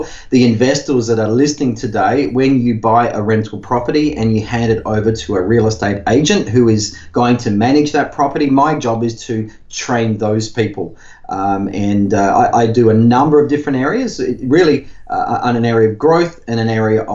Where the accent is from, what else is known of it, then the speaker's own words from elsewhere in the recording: Whyalla, South Australia, Australia; also born or lived in Adelaide; I grew up in Whyalla of South Australia, which is steel mining, working class community